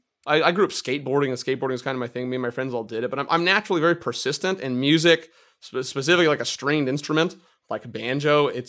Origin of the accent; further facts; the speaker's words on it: Marin County, California, United States; from Marin County, California. I got into banjo in high school